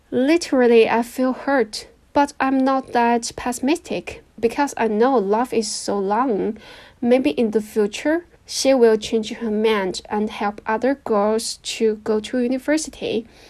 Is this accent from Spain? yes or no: no; a small county in the north of China, northern China, China; English is a second language; moved away as an adult; now in Shanghai, China; Right now, I live in Shanghai because I work here, but my hometown is a small county in the north of China.